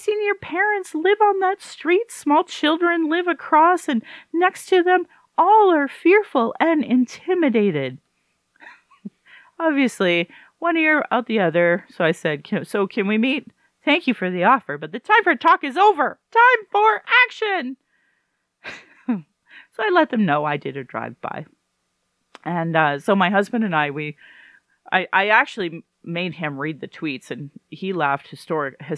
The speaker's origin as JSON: {"language": "English", "town": "Sylvan Lake", "region": "Alberta", "country": "Canada", "tie": "born or raised there", "also_born_or_lived": "Fort McMurray", "lives_now": "Calgary, Canada", "said": "I grew up in Sylvan Lake, a really white community with white people"}